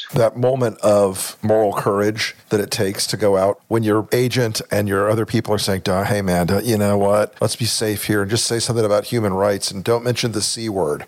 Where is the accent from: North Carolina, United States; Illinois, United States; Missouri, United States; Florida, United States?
Florida, United States; Tampa; I grew up in Tampa, Florida.